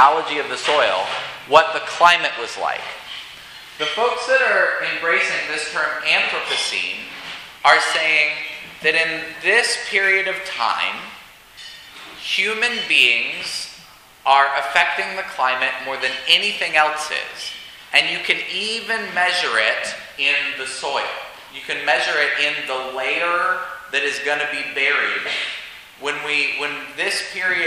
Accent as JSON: {"language": "English", "region": "Colorado", "country": "United States", "tie": "born or raised there", "said": "I grew up in Colorado, and right near my house, I-70 juts up into the mountains"}